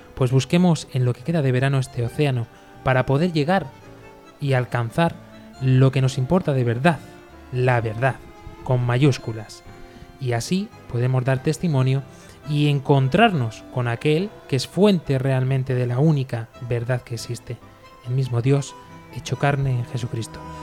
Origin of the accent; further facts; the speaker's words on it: Spain; los sacerdotes de mi pueblo